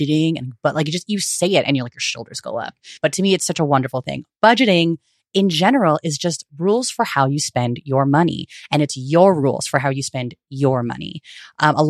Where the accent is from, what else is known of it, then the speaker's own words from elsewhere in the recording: Bay Area, California, United States; I am born and raised in the Bay Area, also known as unceded Ohlone territory